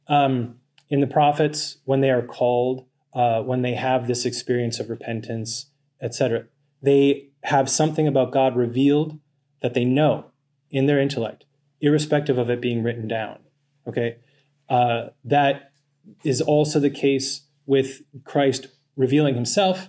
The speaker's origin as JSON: {"language": "English", "region": "North Dakota", "country": "United States", "said": "I come from North Dakota"}